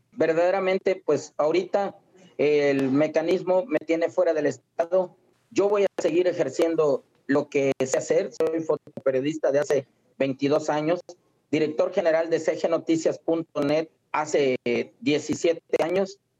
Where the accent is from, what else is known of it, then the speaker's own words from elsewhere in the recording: Villa Cuichapa, Veracruz, Mexico; allá en mi tierra, allá en Villa Cuichapa, Molocán, Veracruz